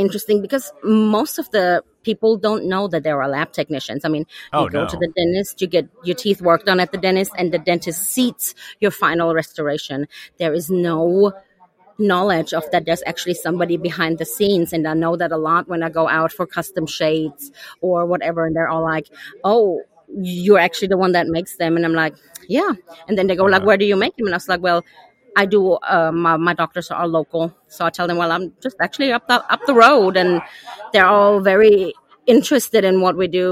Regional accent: Germany; moved away as an adult; now in Tyler, United States; I'm originally from Germany

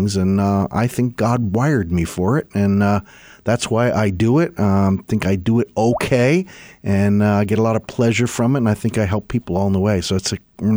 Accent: Pennsylvania, United States; I grew up in Pennsylvania.

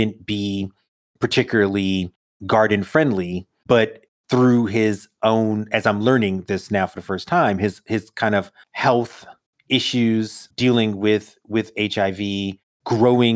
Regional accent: New York City, New York, United States; I grew up in Brooklyn, no gardens

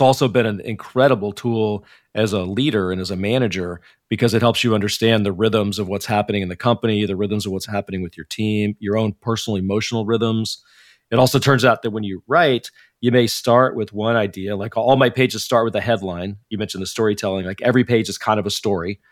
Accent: Dallas, Texas, United States; moved away as an adult; now in Silicon Valley, United States; I grew up in Dallas, Texas

